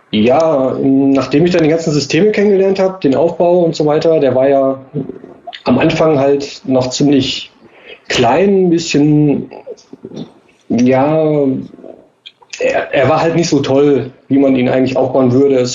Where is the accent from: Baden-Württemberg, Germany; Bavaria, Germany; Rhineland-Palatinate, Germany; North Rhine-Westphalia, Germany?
Baden-Württemberg, Germany; Karlsruhe; ähm, bin aus Karlsruhe, bin 33 Jahre alt.